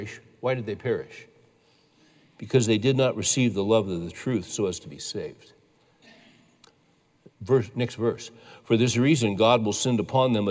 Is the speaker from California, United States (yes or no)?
yes; California, United States; I was raised in California